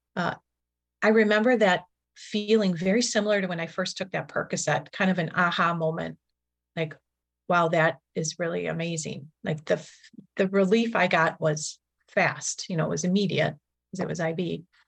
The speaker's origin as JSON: {"language": "English", "town": "Milwaukee", "region": "Wisconsin", "country": "United States", "tie": "born or raised there", "said": "I grew up in Milwaukee, Wisconsin"}